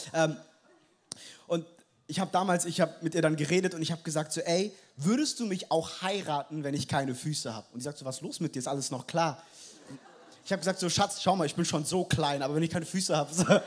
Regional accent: Frankfurt, Hesse, Germany; ich bin in Frankfurt groß geworden, ich bin direkt aus der Hood

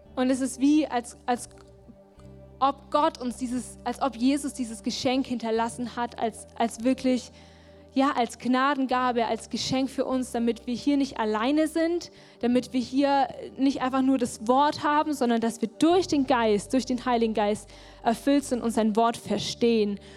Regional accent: Germany; wir vor allem als Deutsche

